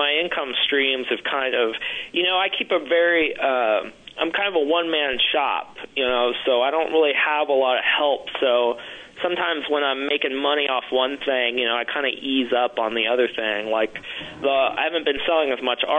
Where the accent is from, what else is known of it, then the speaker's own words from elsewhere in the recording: Ohio, United States; moved away as an adult; now in Austin, United States; I was born in Ohio, went to school in Ohio. I moved to Texas by accident